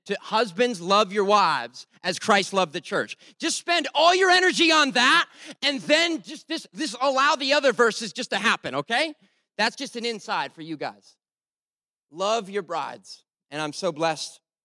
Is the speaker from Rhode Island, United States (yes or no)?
yes; Rhode Island, United States; I'm from Rhode Island